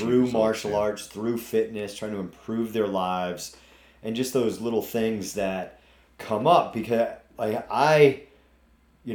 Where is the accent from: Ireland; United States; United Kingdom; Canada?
United States; New England; accent: New England; my New England accent.